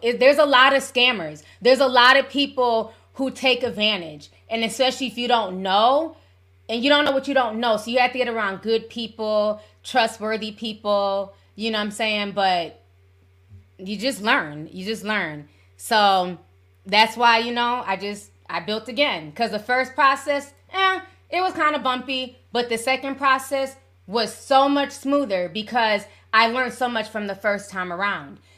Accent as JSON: {"language": "English", "region": "Midwest", "country": "United States", "said": "I'm from the Midwest."}